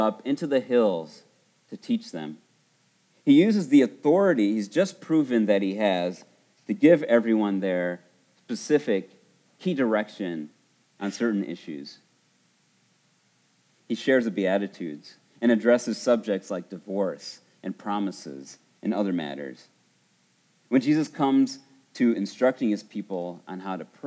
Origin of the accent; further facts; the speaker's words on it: Buena Park, California, United States; I remember growing up in Buena Park 30 years ago